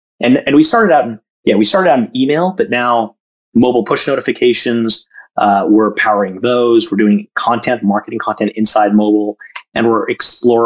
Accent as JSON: {"language": "English", "region": "Massachusetts", "country": "United States", "tie": "born or raised there", "also_born_or_lived": "India / Jamshedpur, India / Calcutta, India / Madras, India", "moved": "as an adult", "said": "I grew up in Massachusetts, lived out in Silicon Valley, Bay Area, right after school"}